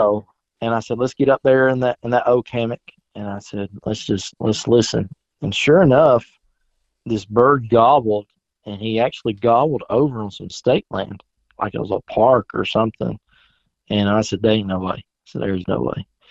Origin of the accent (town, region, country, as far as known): South Carolina, United States; born or raised there; moved away as an adult